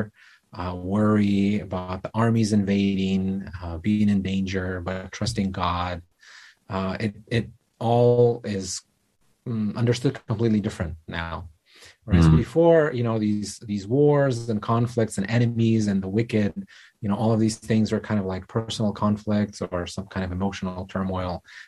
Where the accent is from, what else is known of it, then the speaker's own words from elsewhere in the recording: Kyiv, Ukraine; I was born and raised in Kyiv, Ukraine